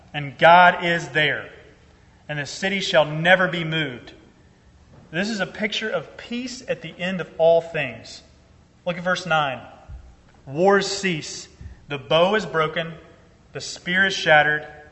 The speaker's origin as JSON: {"language": "English", "region": "Georgia", "country": "United States", "said": "I'm originally from Georgia."}